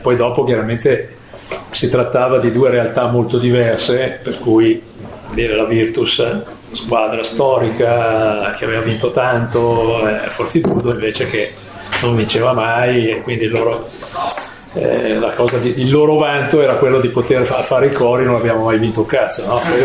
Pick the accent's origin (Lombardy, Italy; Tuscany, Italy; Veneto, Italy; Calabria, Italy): Lombardy, Italy; Milan; io quando ero ragazzino qui a Milano